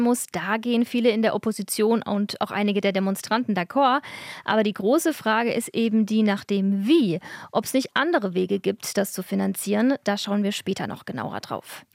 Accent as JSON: {"language": "German", "country": "Germany", "said": "bei uns in Deutschland"}